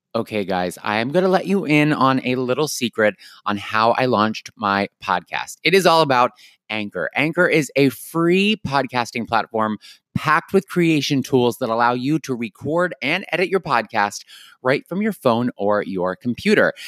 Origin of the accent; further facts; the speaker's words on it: Unionville, Pennsylvania, United States; moved away; I'm from Unionville, which is like the tiny town near Westchester